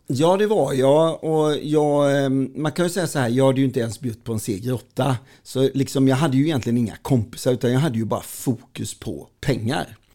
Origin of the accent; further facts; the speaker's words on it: Falkenberg, Halland County, Sweden; Jag är född och uppväxt på Västra Gärdet i Falkenberg